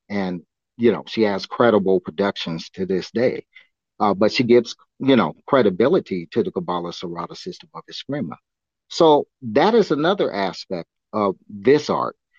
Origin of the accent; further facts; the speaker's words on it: Augsburg, Bavaria, Germany; moved away; I was born in Augsburg, Germany, and, and I always wanted to go back to the old country